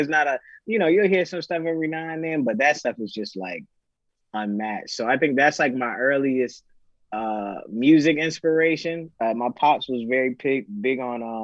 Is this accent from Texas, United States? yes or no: no; McDonough, Georgia, United States; also born or lived in Montgomery, Alabama; I was born and partly raised in Montgomery, Alabama. And then about, when I was in second, third grade, I moved to McDonough, Georgia.